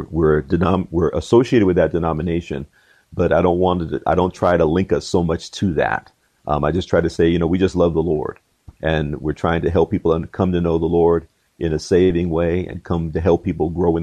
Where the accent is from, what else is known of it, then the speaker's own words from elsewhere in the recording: Georgia, United States; born there; I was originally born in Georgia. My dad was in the military, so we traveled around quite a bit.